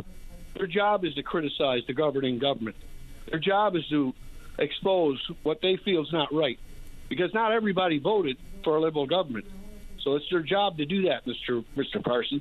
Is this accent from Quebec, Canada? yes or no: no; Newfoundland and Labrador, Canada; now in Ontario, Canada